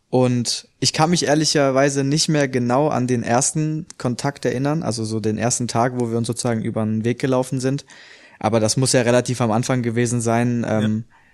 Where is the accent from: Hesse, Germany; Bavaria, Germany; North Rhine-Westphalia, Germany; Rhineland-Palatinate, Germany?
Hesse, Germany; also ich komme ja ursprünglich aus der Nähe von Frankfurt.